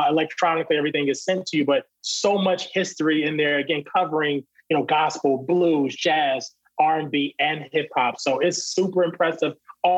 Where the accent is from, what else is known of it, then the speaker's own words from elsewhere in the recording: Virginia, United States; we were just talking about how grateful we are to be from Virginia.